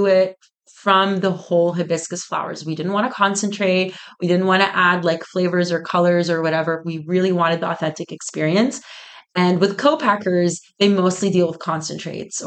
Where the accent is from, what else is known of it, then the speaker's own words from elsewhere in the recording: Egypt; also born or lived in Toronto, Canada / Oakville, Canada; now in North Carolina, United States; I was born and raised in Egypt and then moved to Toronto in 2011 and went to school there